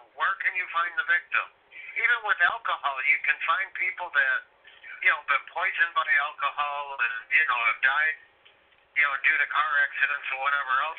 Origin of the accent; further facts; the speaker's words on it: Illinois, United States; I'm from Illinois